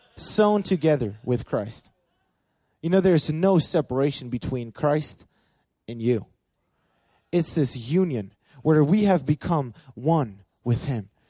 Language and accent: English; Berlin, Germany; I grew up in Berlin, Germany